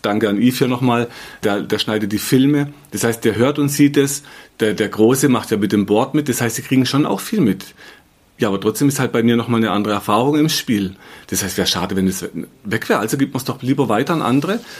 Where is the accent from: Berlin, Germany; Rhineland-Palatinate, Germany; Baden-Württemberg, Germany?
Baden-Württemberg, Germany; Black Forest; kleine Purzelbaum, sagt man bei uns im Schwarzwald